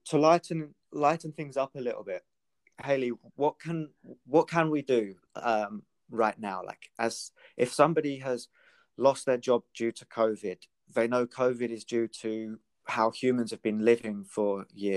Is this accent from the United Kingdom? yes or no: yes; Britain / England, United Kingdom; if there's anything to be proud of for being British, it's the wildlife that we have in England.